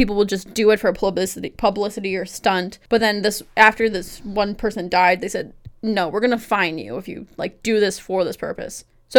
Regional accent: Buffalo, New York, United States; we're from Buffalo, very close to Niagara Falls.

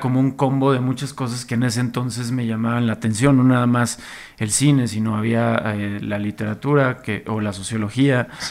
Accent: Monterrey, Nuevo León, Mexico; como regio, como yo que crecí allá y justo llegué como en plena época de la avanzada regia a Monterrey

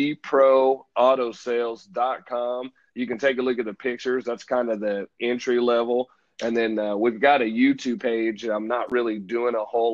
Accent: Midwest, United States; I'm from the Midwest

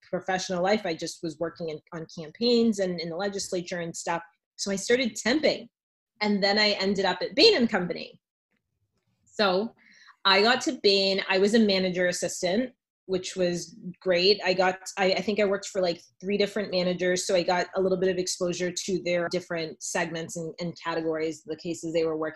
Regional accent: Lawrence, Massachusetts, United States; I care deeply about my community. I'm from Lawrence

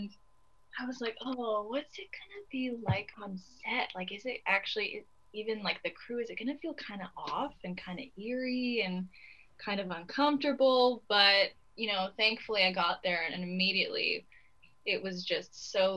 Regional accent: British Columbia, Canada; moved away; I grew up in a forest in British Columbia in Canada.

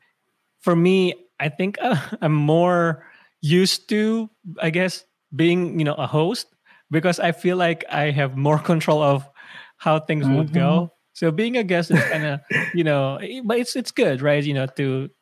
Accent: Nueva Ecija, Central Luzon, Philippines; moved away as an adult; also born or lived in Manila, Philippines; now in North Carolina, United States; So I grew up in the Philippines. I grew up in the province of Nueva Ecija

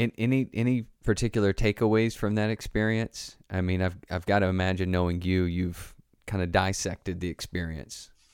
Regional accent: the Bible Belt in the South, United States; I grew up in the Bible Belt in the South

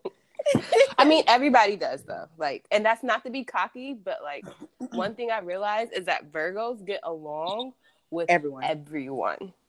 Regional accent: Columbus, Ohio, United States; moved away as an adult; also born or lived in Hawaii; I am from Columbus, Ohio

